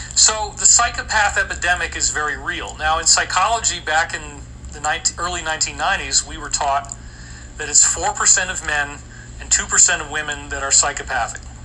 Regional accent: Scotia, New York, United States; I grew up in Scotia, New York, right down the street from me

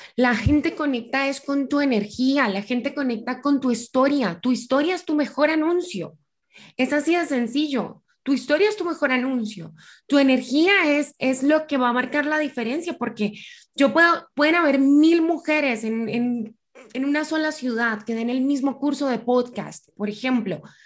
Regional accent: Colombia; moved away as an adult; also born or lived in Buenos Aires, Argentina; Yo soy colombiana

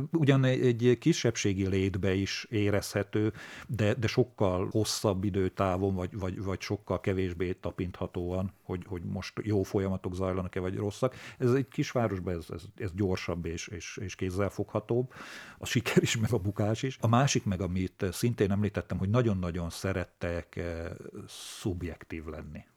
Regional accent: Kráľovský Chlmec, Košice Region, Slovakia; born or raised there

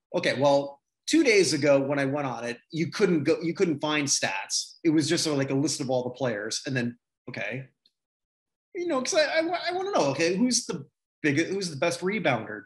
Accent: Canada; as a Canadian

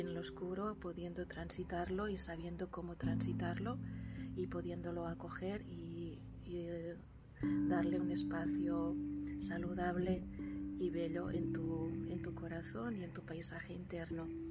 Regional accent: near Barcelona, Catalonia, Spain; soy de Barcelona, de cerca de Barcelona, Cataluña

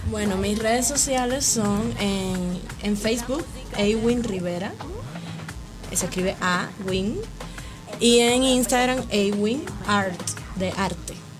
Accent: Havana, Cuba; moved away; yo vengo de Cuba, de La Habana. Eh, soy cubana

